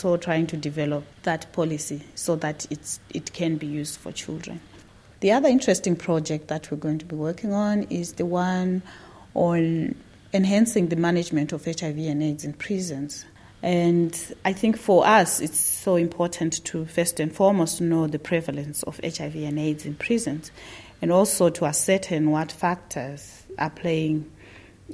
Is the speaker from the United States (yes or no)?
no; Zimbabwe; I'm from Zimbabwe